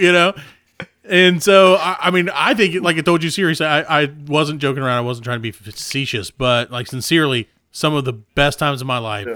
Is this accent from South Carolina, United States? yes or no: yes; South Carolina, United States; we're from South Carolina